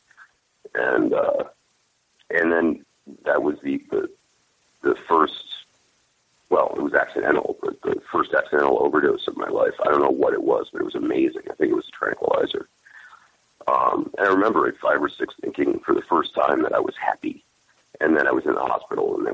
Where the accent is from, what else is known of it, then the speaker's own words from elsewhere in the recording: Monroe, Connecticut, United States; moved away as an adult; also born or lived in Bridgeport, Connecticut; now in California, United States; Originally Bridgeport, Connecticut. And when my folks could afford to move to a place with a good school, they moved to a town named Monroe